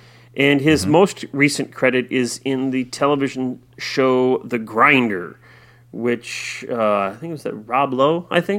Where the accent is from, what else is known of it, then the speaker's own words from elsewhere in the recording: Iowa, United States; I did mention on there that I'm from Central Iowa